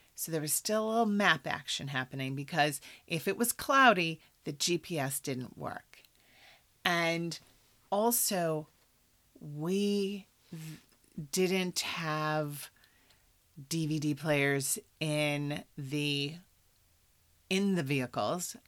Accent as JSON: {"language": "English", "region": "Iowa", "country": "United States", "moved": "yes", "said": "I'm from Iowa"}